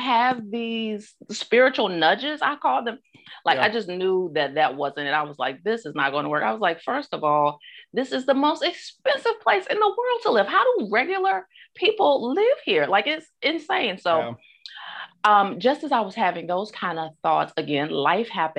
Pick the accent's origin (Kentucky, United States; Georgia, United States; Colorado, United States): Georgia, United States; Augusta; back in my hometown, Augusta, Georgia